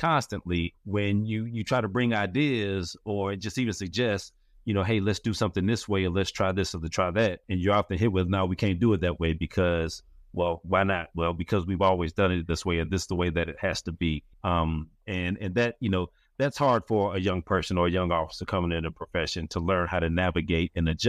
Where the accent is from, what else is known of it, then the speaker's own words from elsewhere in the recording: Forest Park, United States; growing up in Forest Park, or coming up in Forest Park, I just really got to a place where, after I had been there for a while